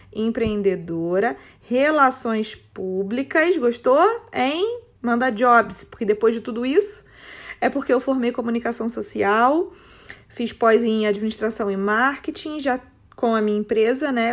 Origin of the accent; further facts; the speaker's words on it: Petrópolis, Rio de Janeiro, Brazil; Sou petropolitana, ou seja, é, moro, em, moro e nasci em Petrópolis, uma cidade do interior do Rio de Janeiro